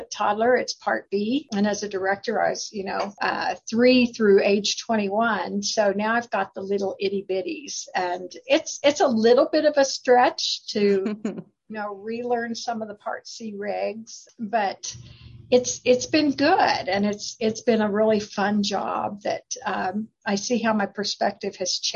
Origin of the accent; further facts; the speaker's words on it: Kansas, United States; moved away as an adult; also born or lived in Branson, Missouri / Arkansas; I was born and raised in Kansas